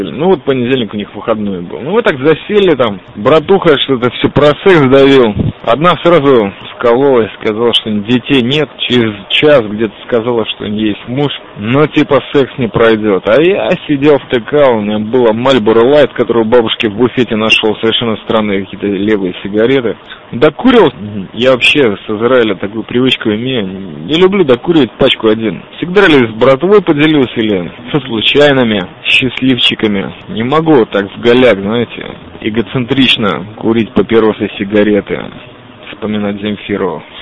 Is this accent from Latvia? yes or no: yes; Riga, Latvia; я из Риги.